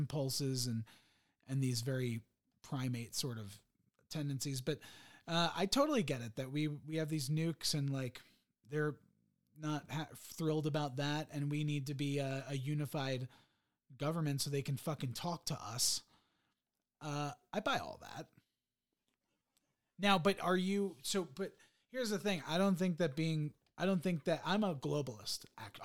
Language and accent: English; United States; I was born in the US